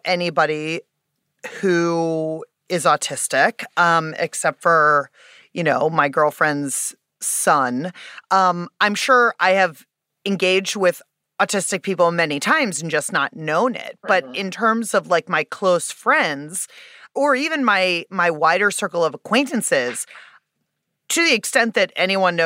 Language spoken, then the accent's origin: English; Pittsburgh, Pennsylvania, United States; I'm from Pittsburgh